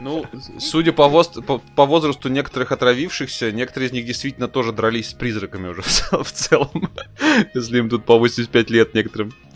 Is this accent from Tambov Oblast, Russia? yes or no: yes; Tambov, Tambov Oblast, Russia; я как, э, коренной там бовчанин